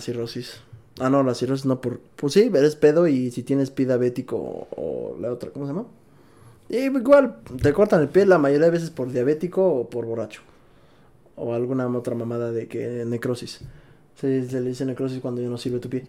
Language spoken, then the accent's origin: Spanish; Mexico; como mexicano